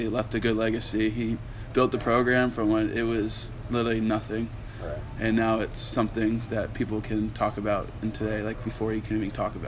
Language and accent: English; Olathe, Kansas, United States; he went to Olathe North and he's from my hometown